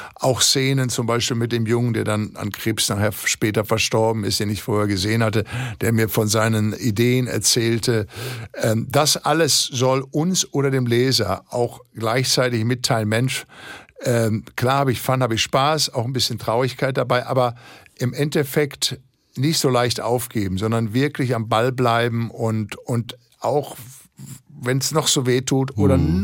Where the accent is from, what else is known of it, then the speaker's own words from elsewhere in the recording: Ruhr area, North Rhine-Westphalia, Germany; bei uns im Ruhrgebiet